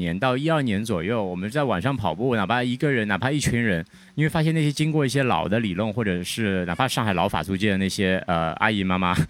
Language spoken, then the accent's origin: Chinese; Shanghai, China; 对，我是上海人。